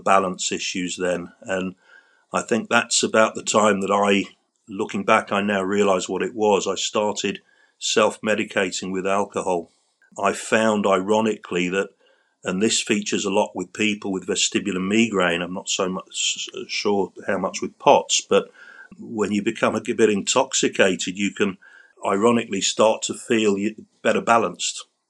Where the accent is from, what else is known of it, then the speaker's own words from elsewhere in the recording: London, United Kingdom; I grew up in central London in a, a district called Battersea, which is by the River Thames